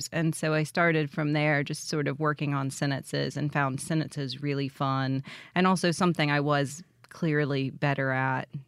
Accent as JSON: {"language": "English", "town": "Jackson", "region": "Mississippi", "country": "United States", "said": "I am. I'm from Jackson, and um, I went to Mississippi State for my undergrad and really have spent just a lot of time in different parts of the state."}